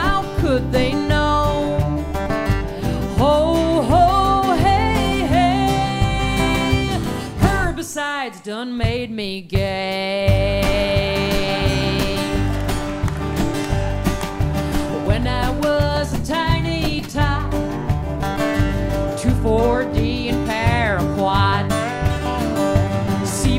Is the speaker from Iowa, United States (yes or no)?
yes; Iowa, United States; my home state of Iowa